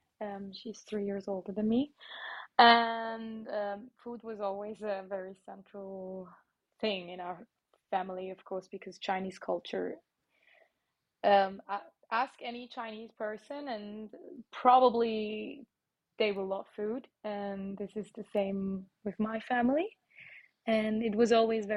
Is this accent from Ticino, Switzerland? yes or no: no; Nussbaumen, Aargau, Switzerland; accent: slightly American; English is a second language; I grew up in Aargau. That's it, yeah, in Nussbaumen. And my mom is from China and my dad is from Germany. But I'm Swiss since forever.